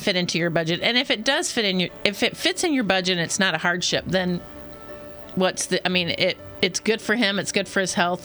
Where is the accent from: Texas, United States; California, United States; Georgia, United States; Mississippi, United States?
Georgia, United States; Atlanta; I'm originally from Atlanta